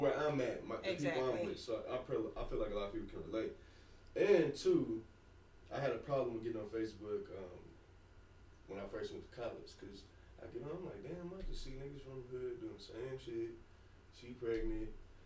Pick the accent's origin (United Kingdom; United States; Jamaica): United States; Oklahoma; I'm from Oklahoma